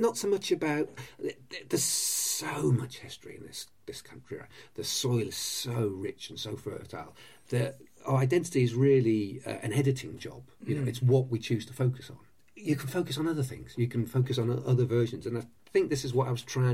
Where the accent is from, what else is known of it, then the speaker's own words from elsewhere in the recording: North Wales, United Kingdom; also born or lived in Rugby, England; I was born in Rugby. I was born on Watling Street, or very close to Watling Street. But I was raised in North Wales